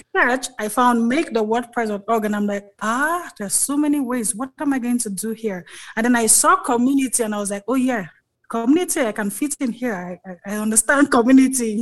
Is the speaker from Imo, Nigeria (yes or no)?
no; Lagos, Nigeria; moved away as an adult; now in Kigali, Rwanda; we grew up in Lagos, that's why we all went to school, primary, secondary, before my dad retired and decided to go back to his village.